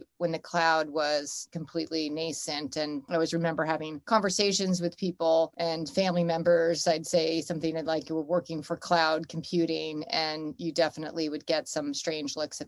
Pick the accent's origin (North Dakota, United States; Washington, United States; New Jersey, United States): New Jersey, United States; Northern; now in New York City, United States; I'm from Northern New Jersey